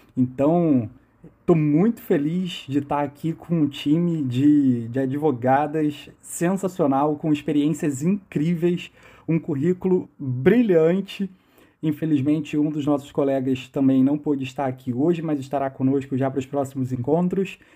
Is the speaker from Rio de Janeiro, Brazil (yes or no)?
yes; Niterói, Rio de Janeiro, Brazil; Eu sou de Niterói, no Rio de Janeiro